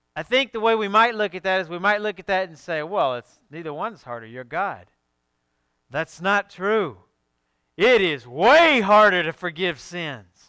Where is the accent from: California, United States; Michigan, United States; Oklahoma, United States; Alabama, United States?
Alabama, United States; I'm from Alabama.